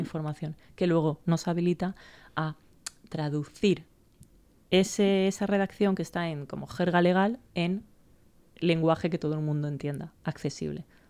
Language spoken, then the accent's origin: Spanish; Valencia, Valencian Community, Spain; moved away as an adult; also born or lived in United States; yo me fui de Valencia con 18, volví con 30